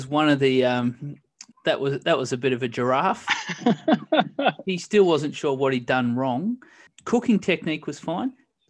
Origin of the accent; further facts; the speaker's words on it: Australia; being Australian, we do, you know, we're quite fond of steak as well.